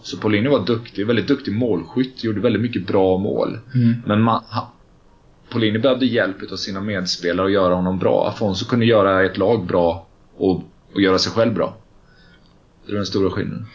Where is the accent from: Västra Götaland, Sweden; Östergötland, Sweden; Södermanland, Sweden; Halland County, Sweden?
Västra Götaland, Sweden; Gothenburg; moved away as an adult; now in Stockholm, Sweden; komma till Stockholm som göteborgare eh, var också svårt.